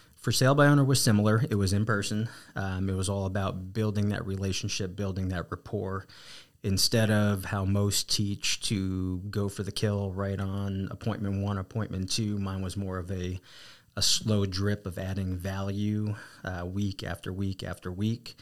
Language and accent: English; New Jersey, United States; accent: East Coast; also born or lived in Arizona; now in San Antonio, United States; born and raised, uh, New Jersey, and, uh, got to Texas as quickly as I could